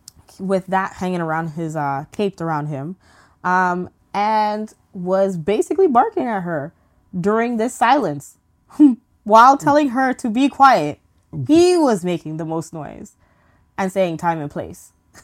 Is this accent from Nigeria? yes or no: no; St. Vincent & Grenadines; born there; especially being that I was born in St. Vincent. I would love to just go back and actually get in touch with my roots and see how like St. Vincent's development is.